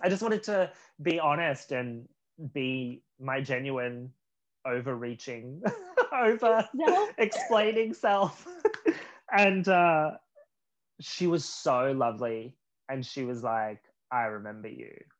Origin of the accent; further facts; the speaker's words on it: Australia; moved away as an adult; also born or lived in Los Angeles; now in Vancouver, Canada; two Australians